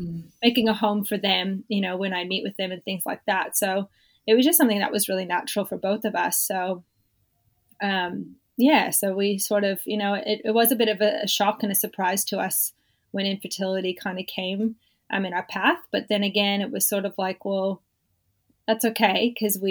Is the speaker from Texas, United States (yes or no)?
no; Southern California, United States; now in Australia; I was born in California, born and raised in Southern California